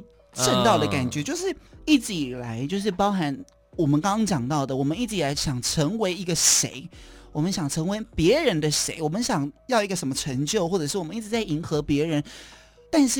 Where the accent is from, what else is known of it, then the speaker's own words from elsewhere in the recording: Kaohsiung, Taiwan; 高雄人。